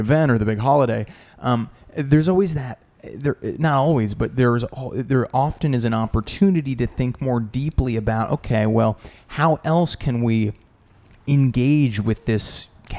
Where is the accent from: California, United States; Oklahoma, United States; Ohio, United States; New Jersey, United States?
New Jersey, United States; I'm from New Jersey originally